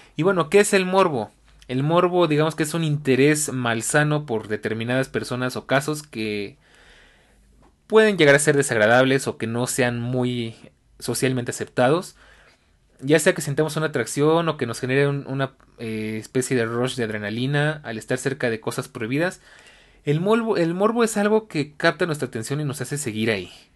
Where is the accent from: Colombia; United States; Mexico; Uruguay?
Mexico; en mi país, México